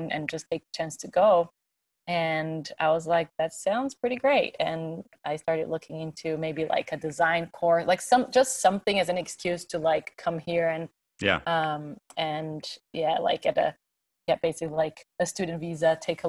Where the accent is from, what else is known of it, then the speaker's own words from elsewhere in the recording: São Paulo, Brazil; English is a second language; moved away as an adult; also born or lived in Farmington, New Mexico; now in New York, United States; I'm from Brazil, São Paulo. That's where I grew up.